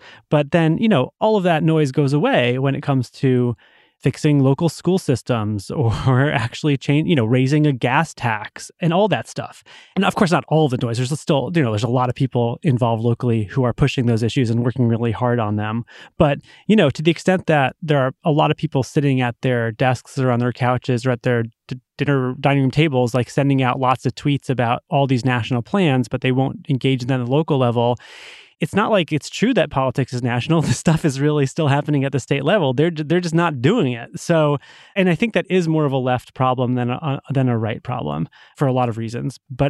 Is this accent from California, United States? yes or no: no; Massachusetts, United States; So, you know, take my home state of Massachusetts. We have a very popular Republican governor.